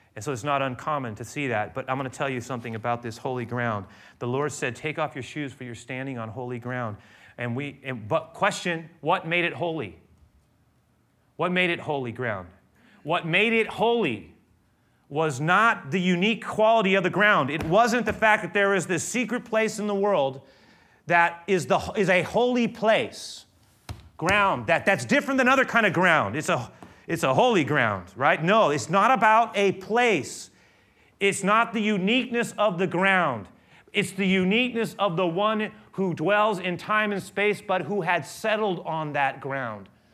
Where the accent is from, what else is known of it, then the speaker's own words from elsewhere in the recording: San Francisco, California, United States; I grew up here in San Francisco, not just anywhere in San Francisco